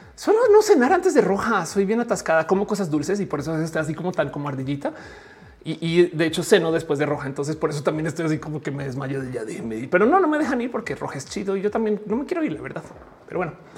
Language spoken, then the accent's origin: Spanish; Colombia; Freddy y yo pues, nos criamos en Colombia.